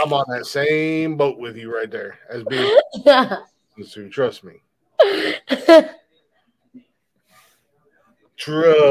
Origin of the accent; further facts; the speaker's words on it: United States; I'm an American